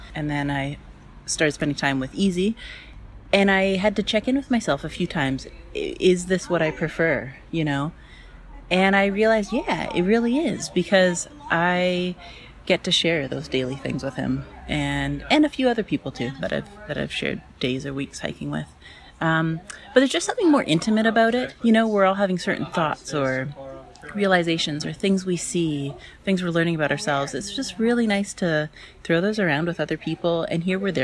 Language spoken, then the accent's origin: English; British Columbia, Canada; I'm from British Columbia. I'm 35. I live in a small mountain town